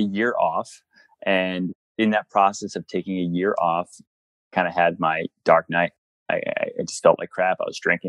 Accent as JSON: {"language": "English", "region": "Pennsylvania", "country": "United States", "also_born_or_lived": "Colorado", "moved": "yes", "said": "I'm from Pennsylvania originally."}